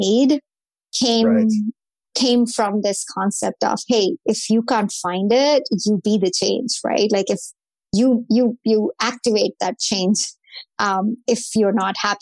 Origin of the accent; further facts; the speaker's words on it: India; moved away as an adult; I grew up in India.